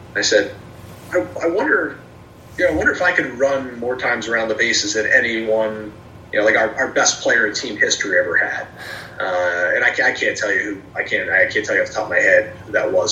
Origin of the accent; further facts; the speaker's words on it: Trenton, New Jersey, United States; now in Erie, United States; I'm from the Trenton area, and okay. uh, for, for me going to work for the Thunder was returning home